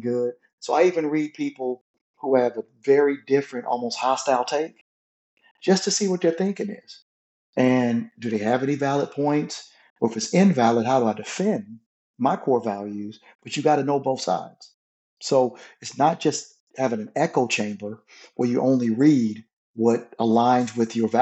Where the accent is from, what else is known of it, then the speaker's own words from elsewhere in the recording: Flint, Michigan, United States; I grew up in Flint, Michigan